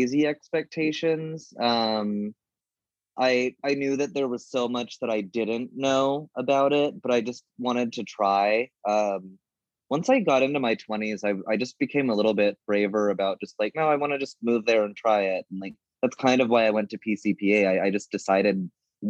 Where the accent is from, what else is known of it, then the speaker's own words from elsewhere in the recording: Stockton, California, United States; moved away as an adult; now in Chicago, United States; I went back to Stockton area, more in Northern California for a few months